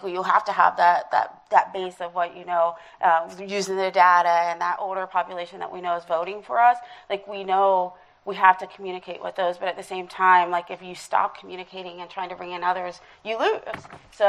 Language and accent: English; Ohio, United States; I'm from Ohio.